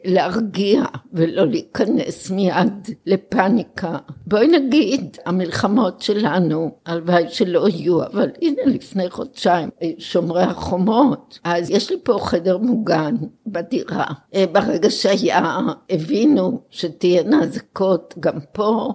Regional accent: Israel; also born or lived in Jerusalem; נולדתי במלחמת העולם השנייה כאן בארץ

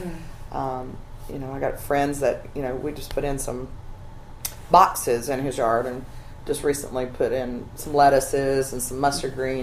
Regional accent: Alabama, United States; now in Charleston, United States; I grew up in Alabama.

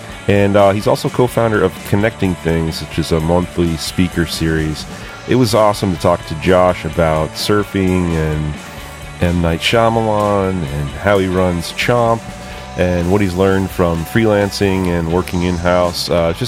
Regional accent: Vermont, United States; I mean, I grew up in Vermont

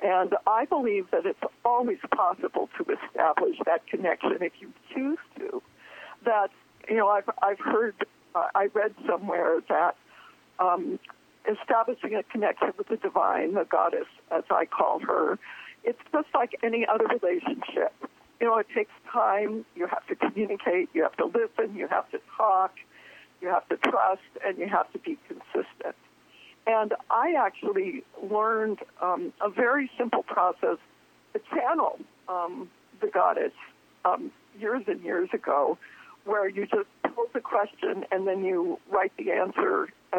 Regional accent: Downey, California, United States; I was raised in Southern California, a small, extremely conservative, very Christian town called Downey, outside of the greater LA area.

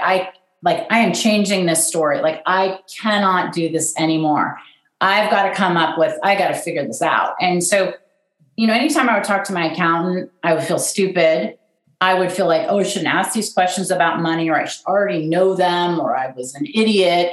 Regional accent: Pasadena, California, United States; also born or lived in Washington, District of Columbia, United States; I'm from Pasadena, California. I mean, I, I was born in DC

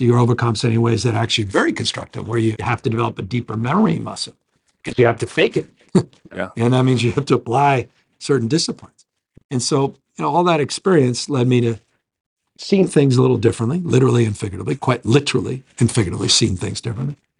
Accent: San Francisco, California, United States; born and raised in San Francisco.

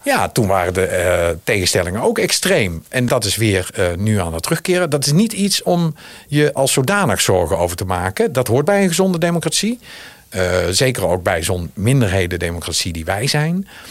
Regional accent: Zundert, North Brabant, Netherlands; accent: regional; moved away; Ik zelf kom ook uit, de, eh, zoals je kunt horen aan mijn stem, uit de regio. Uit een regio.

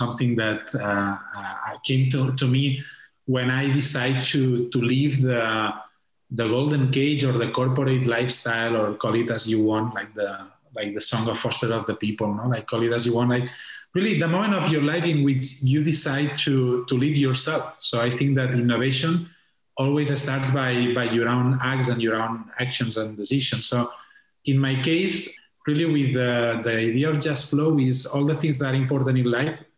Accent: Tarragona, Catalonia, Spain; English is a second language; moved away as an adult; also born or lived in Barcelona; I'm in Tarragona, where is my hometown.

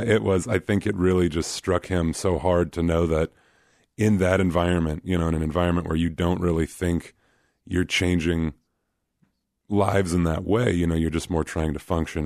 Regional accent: Anchorage, Alaska, United States; moved away as an adult; also born or lived in Kansas; now in Des Moines, United States; I grew up in Anchorage, and so it's kind of like the, quote, unquote, big city in Alaska.

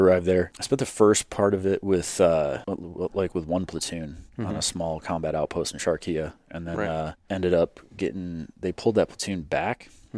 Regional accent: Chicago, Illinois, United States; moved away; I grew up in Chicago in the suburbs.

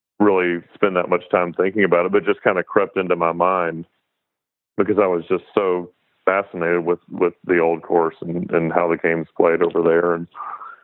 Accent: Chattanooga, Tennessee, United States; I grew up in Chattanooga and ended up moving back here almost 10 years ago

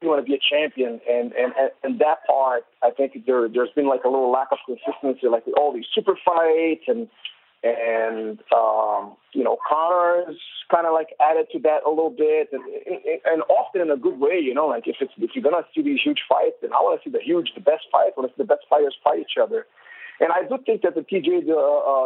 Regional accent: Brazil; I am from Brazil

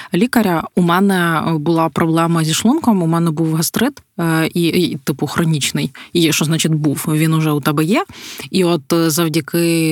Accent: Podillia, Ukraine; ми ж ми ж з Поділля

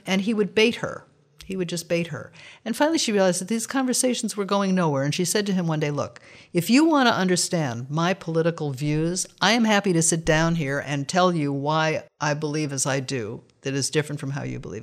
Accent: United States; We are American Westerners

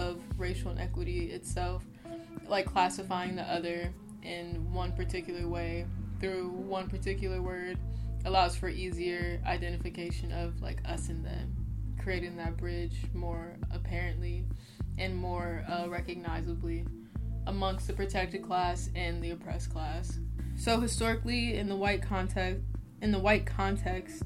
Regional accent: Oakland, California, United States; I'm from Oakland, California

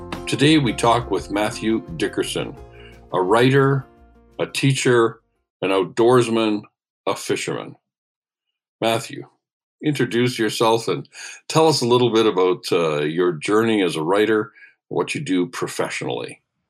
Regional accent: Canada; I'm a Canadian journalist, chef, hunter, fisherman, and wild game cook.

